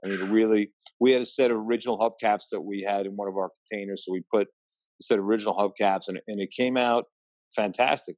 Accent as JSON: {"language": "English", "area": "Long Island", "region": "New York", "country": "United States", "tie": "born or raised there", "also_born_or_lived": "Queens, New York", "said": "I was born in Queens, raised in Long Island"}